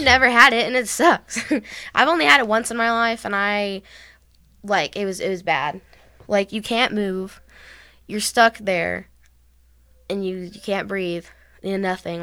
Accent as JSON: {"language": "English", "region": "Texas", "country": "United States", "said": "we're from Texas"}